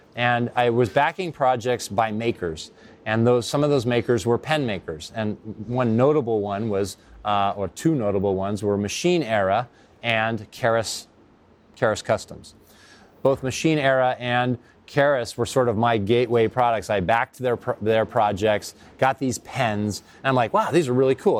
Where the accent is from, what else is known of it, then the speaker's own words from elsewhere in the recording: Silicon Valley, California, United States; now in San Francisco, United States; I grew up in Silicon Valley